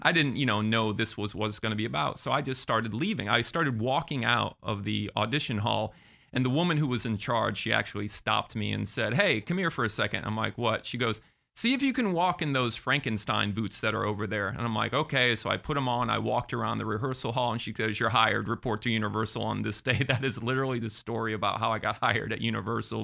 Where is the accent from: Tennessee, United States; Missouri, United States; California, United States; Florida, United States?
Florida, United States; Sarasota; moved away as an adult; also born or lived in Massachusetts; now in Orlando, United States; I grew up in Sarasota.